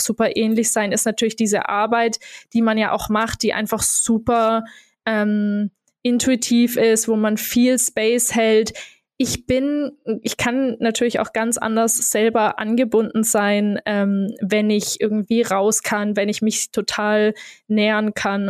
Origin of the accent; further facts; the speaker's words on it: Germany; moved away as an adult; also born or lived in Berlin, Germany / Portugal; wieder so in meine Heimat zu kommen